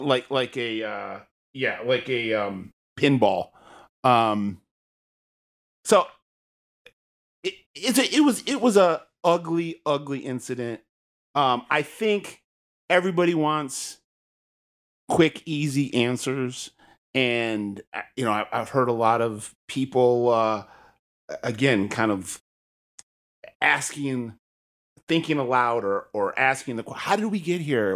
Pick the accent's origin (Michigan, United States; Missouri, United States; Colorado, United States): Michigan, United States; I grew up in the state